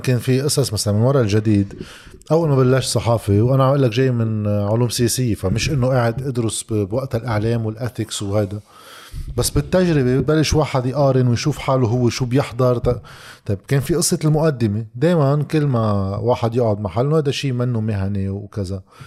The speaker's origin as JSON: {"language": "Arabic", "country": "Lebanon", "said": "نحن بالصحافه عندنا بلبنان"}